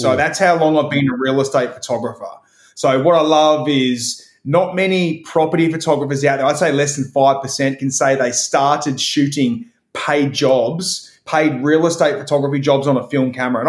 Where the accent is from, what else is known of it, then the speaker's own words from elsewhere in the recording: Queensland, Australia; I took my two young sons to Australia Zoo, which is about 20 minutes from my hometown.